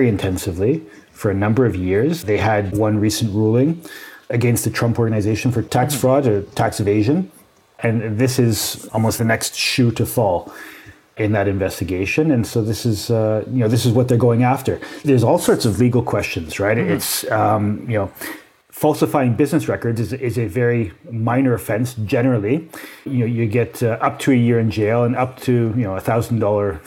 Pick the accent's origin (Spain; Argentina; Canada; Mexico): Canada; as a Canadian